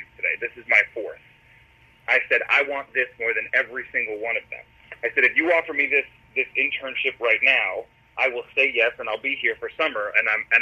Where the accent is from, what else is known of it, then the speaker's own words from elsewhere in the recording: Boston, Massachusetts, United States; growing up in Boston, I begged the top 40 station to let me work there